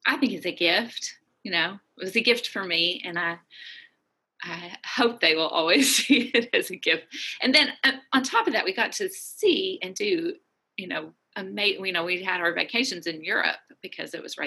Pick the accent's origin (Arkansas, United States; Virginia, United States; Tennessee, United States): Arkansas, United States; Little Rock; moved away as an adult; also born or lived in Chicago, United States / Seattle, United States / Aberdeen, Scotland / Germany; now in Rock Island, United States; I'm originally from Little Rock, Arkansas